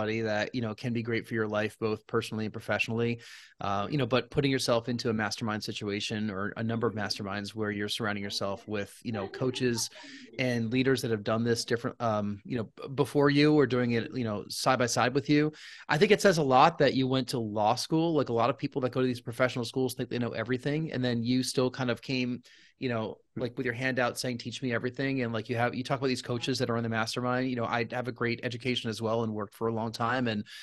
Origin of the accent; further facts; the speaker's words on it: Rockland County, New York, United States; I'm a New Yorker, yeah. I'm from Rockland County, so just north